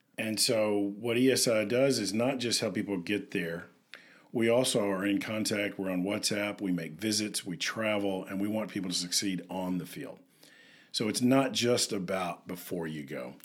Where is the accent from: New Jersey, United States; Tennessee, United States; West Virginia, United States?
Tennessee, United States; I'm from Tennessee